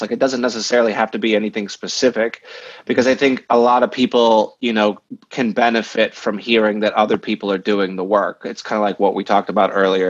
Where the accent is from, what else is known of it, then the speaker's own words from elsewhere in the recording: Peoria, Illinois, United States; moved away; we come from Peoria